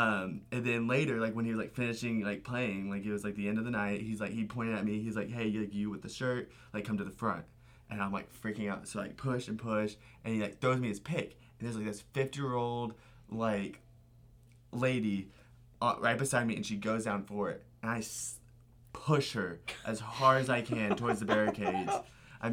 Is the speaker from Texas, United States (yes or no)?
yes; La Porte, Texas, United States; at my hometown has a Sylvan Beach festival, like a very like small festival for like our like little small city